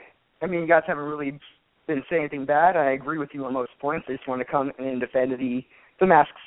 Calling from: San Diego, California, United States; calling from San Diego.

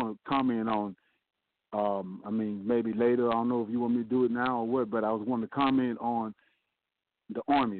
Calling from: Gretna, Louisiana, United States; I'm calling from Geretta, Louisiana.

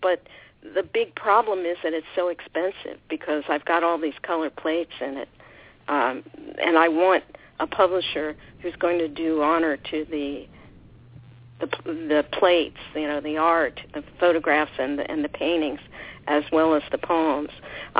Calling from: Lake Forest, California, United States; Yes, I'm calling from Orange County, from Lake Forest, California.

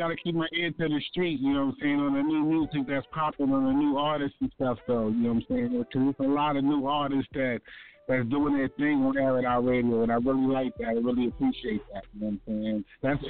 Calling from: Baltimore, Maryland, United States; I'm from Baltimore City, Eastside Zone 18.

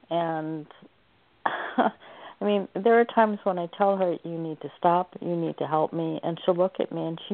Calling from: Oregon, United States

